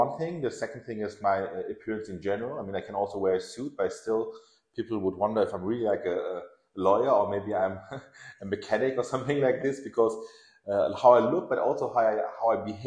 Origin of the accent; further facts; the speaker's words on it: Germany; English is a second language; also born or lived in Tehran, Iran / Nottingham, England / London, England; So I was born in Iran and in Tehran. And we came over to Germany. It was Iran-Iraq, the Gulf War. So we fled Iran and we came here as refugees, actually, to Germany with my parents. It wasn't 85. I was 3 years old. So I was raised in Germany